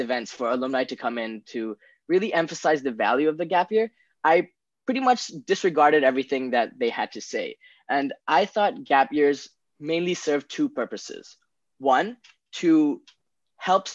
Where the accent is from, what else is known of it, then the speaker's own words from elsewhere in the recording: Bangkok, Thailand; I was born and raised in Bangkok, Thailand my entire life